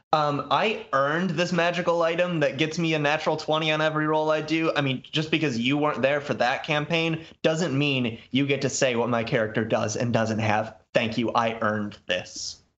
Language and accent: English; Muskegon, Michigan, United States; my hometown says, "Muskegon, Michigan